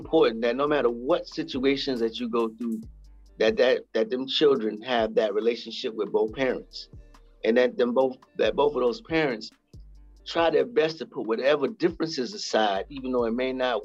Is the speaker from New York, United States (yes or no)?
yes; New York, United States; moved away; also born or lived in South Carolina / Greenwich Village, New York; I was born and raised in New York in the Bronx, grew up part of my life in Greenwich Village, even though I was born in the Bronx